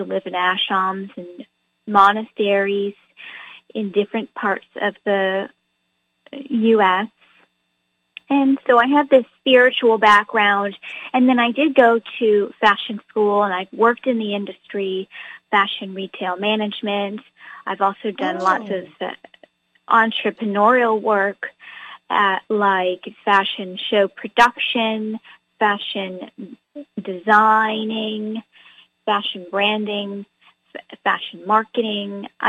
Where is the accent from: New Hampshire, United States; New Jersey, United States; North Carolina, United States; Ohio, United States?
New Hampshire, United States; moved away as an adult; now in California, United States; I am actually originally from New Hampshire, and I lived in New Hampshire for many, many years, but I moved to California when I was around 18 when I went to college.